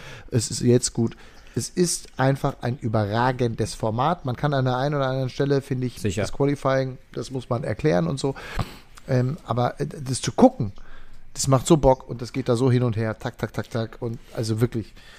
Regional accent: Sauerland, North Rhine-Westphalia, Germany; moved away; ich selber bin jetzt eher in meinem Heimatdorf aktiv und aktiv gewesen, was auch überschwemmt worden ist im Sauerland

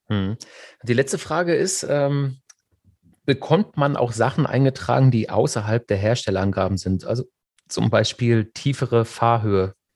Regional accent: Germany; bei uns in Deutschland

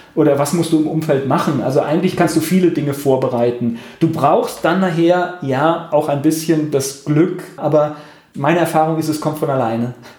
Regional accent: Mainz, Rhineland-Palatinate, Germany; in Mainz, das ist so meine Heimatregion

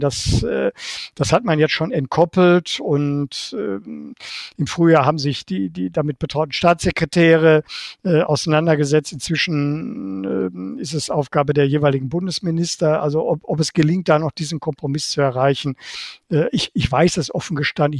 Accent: Bochum, North Rhine-Westphalia, Germany; moved away as an adult; also born or lived in Baden-Württemberg / Bonn / Berlin; in meiner Heimatstadt Bochum

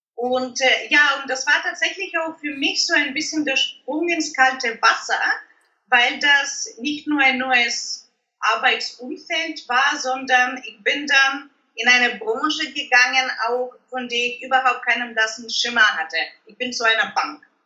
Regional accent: Germany; bei uns in Deutschland

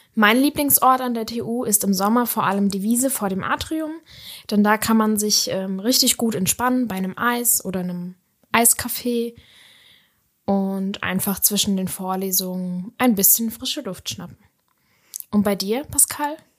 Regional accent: Kaiserslautern, Rhineland-Palatinate, Germany; ich komme auch ursprünglich aus Kaiserslautern, der schönen Pfalz

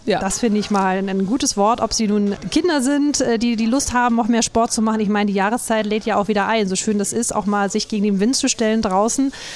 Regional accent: Northern Germany, Germany; als Norddeutscher

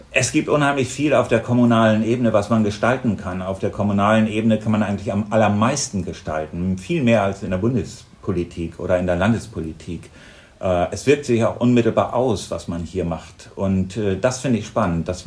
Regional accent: Buchholz, Lower Saxony, Germany; ich bin 57 Jahre alt, Bürgermeister der Stadt Buchholz. Ähm, ja, ich komme aus Buchholz, ähm, bin äh, hier zur Schule gegangen, ähm, habe hier mein Abi gemacht am Gymnasium am Kattenberg

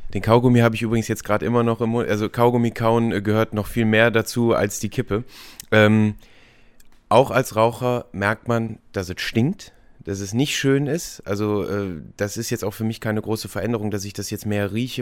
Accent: Ratingen, North Rhine-Westphalia, Germany; now in Düsseldorf, Germany; Also ich habe einen Freundeskreis in Ratingen, wo ich aufgewachsen bin und hier in Düsseldorf, wo ich jetzt wohne und arbeite

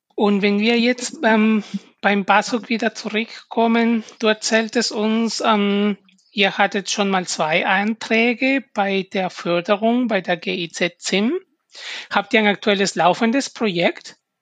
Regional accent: Peru; German is a second language; now in Germany; ich komme ursprünglich aus Peru

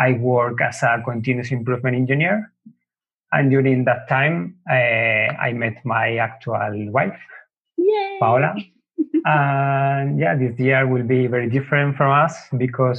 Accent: Soria, Castile and León, Spain; English is a second language; moved away as an adult; also born or lived in Burgos / Italy / United Kingdom / Mexico; I was born in Soria 37 years ago. And I live there with my family, with my parents, with my sister, until when I was 18 years old

